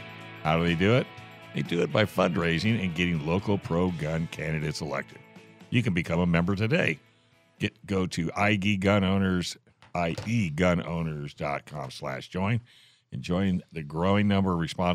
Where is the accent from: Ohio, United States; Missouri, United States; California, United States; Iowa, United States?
California, United States; I'm from California